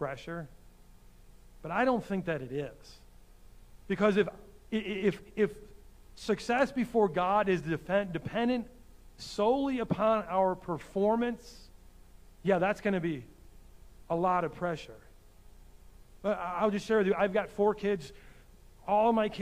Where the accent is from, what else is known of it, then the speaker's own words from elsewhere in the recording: United States; As American Christians